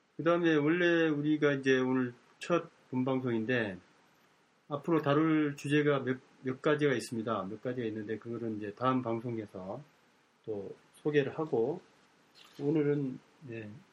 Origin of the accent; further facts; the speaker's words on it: Jeju Island, South Korea; moved away; 제가 고향이 제주도인데